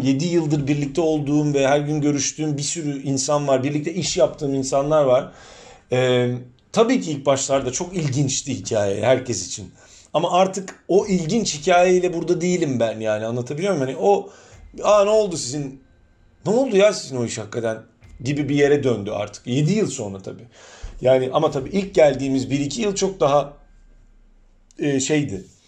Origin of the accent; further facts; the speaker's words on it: Istanbul, Turkey; first language Turkish; moved away as an adult; now in Cardiff, United Kingdom; ben hani kendimi yıllarca İstanbullu olarak tanımlamıştım. Hani her şeyden önce İstanbulluyum.